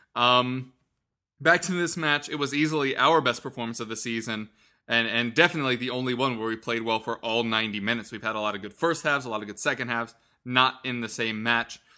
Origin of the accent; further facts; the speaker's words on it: United States; we are all American